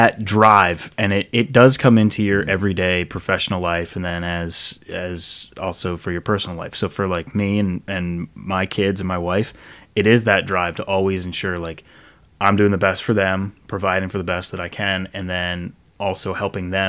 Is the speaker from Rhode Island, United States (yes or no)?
yes; Rhode Island, United States; moved away; I grew up in Rhode Island, man. And I've been here since 99